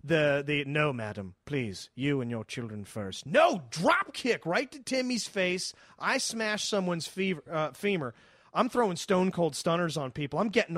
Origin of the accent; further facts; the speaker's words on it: Waldorf, Maryland, United States; Maryland, where I'm from Waldorf, where I grew up.